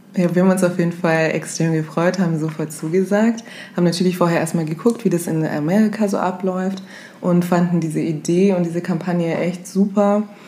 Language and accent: German; Augsburg, Bavaria, Germany; wir sind aus Deutschland, kommen aus Augsburg